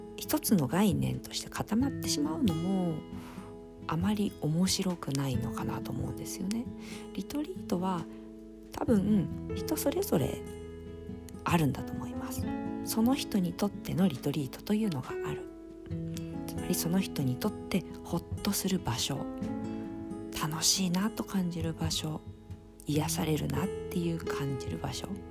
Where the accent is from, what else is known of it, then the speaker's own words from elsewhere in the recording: Fujisawa, Kanagawa, Japan; also born or lived in Izu Kogen; 今はそこから地元の藤沢市に帰ってきて、えー、お仕事をしてます